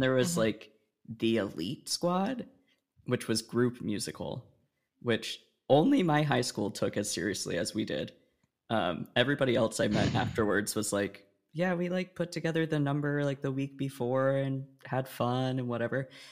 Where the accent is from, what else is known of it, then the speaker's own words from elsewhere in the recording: Oregon, United States; I grew up in Oregon